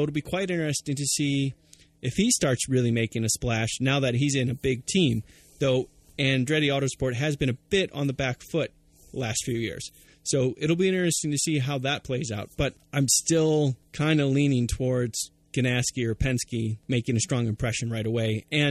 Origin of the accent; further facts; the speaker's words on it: United States